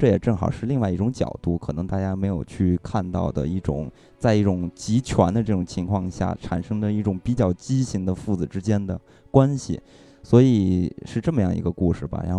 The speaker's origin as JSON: {"language": "Chinese", "country": "China", "said": "作为一个中国人看这个片子"}